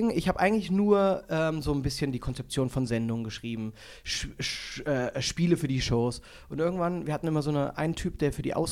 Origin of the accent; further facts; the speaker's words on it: Germany; weil da merkst du auch, wie oberflächlich wir grundsätzlich äh, als Deutsche sind